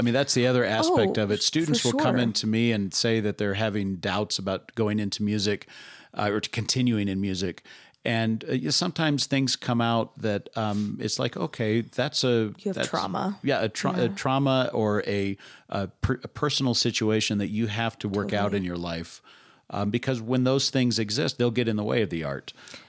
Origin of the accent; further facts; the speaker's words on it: Colorado Springs, Colorado, United States; I grew up in Colorado Springs. The Air Force Academy was right there.